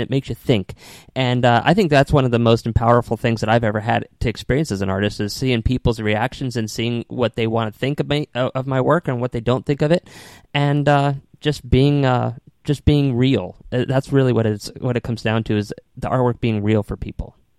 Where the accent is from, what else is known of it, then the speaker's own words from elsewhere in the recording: Connecticut, United States; also born or lived in New York City; now in Tampa, United States; I was born and raised up in Connecticut